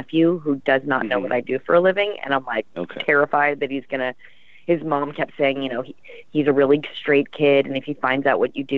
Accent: the Valley, California, United States; I grew up in the Valley. I went to Montclair College Preparatory School, graduated in 93.

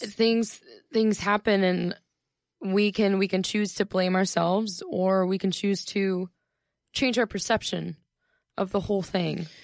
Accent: Ohio, United States; when I'm at home in Ohio

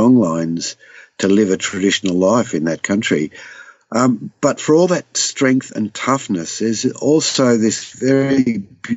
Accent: Southwest Victoria, Australia; I'd seen growing up in Southwest Victoria

